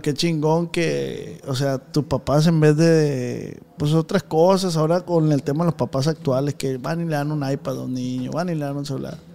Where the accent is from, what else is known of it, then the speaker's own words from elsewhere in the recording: Culiacán, Sinaloa, Mexico; nosotros somos de Tierra Blanca